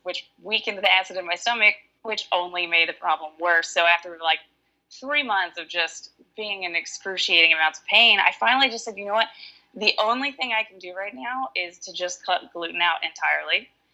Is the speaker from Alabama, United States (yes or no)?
yes; Alabama, United States; now in Washington, United States; I am from Alabama, but I live in Washington.